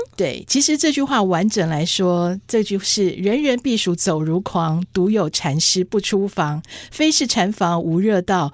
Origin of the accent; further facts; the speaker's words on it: Taipei, Taiwan; 可是我是在台北出生，我们是盆地